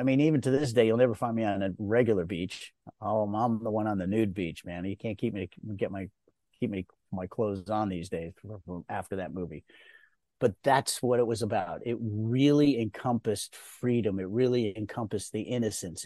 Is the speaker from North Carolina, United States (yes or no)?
no; Rye, New York, United States; being taken away out of New York, where I was born and raised in Rye, New York